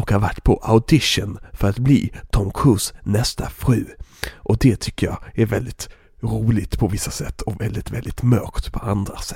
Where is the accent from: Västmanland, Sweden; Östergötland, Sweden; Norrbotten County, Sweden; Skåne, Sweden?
Västmanland, Sweden; Västerås; Och jag har ju väldigt dålig Göteborgsdialekt egentligen. Jag, spel, jag, jag kommer egentligen från Västerås, men jag är ju skådespelare.